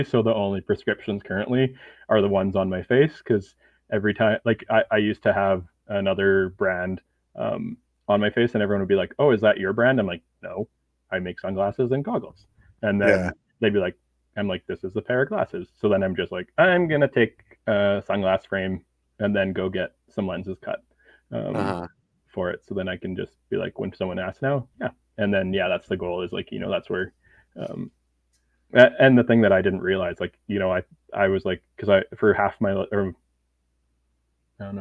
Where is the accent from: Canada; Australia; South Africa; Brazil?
Canada; now in Edmonton, Canada; as a Canadian